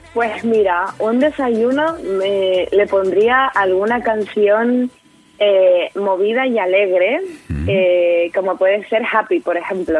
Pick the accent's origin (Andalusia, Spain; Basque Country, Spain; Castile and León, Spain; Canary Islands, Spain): Canary Islands, Spain; San Cristóbal de La Laguna; en mi tierra, la laguna, eh, donde yo soy